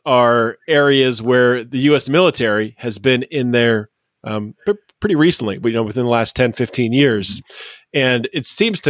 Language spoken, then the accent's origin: English; United States; Living and growing up in the United States